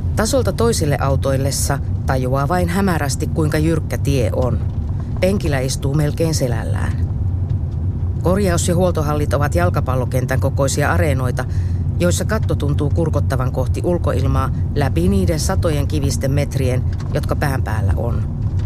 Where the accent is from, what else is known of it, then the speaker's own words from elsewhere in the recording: Pyhäjärvi, North Ostrobothnia, Finland; Pyhäjärvi oli myös kotikuntani. Ensiaskeleet koulutielläni otin 60-luvun lopulla nelostien varressa Hiidenkylän Oravan koulussa